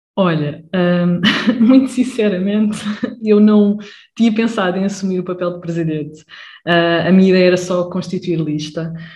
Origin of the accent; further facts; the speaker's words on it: Lisbon area, Portugal; sou da zona de Lisboa também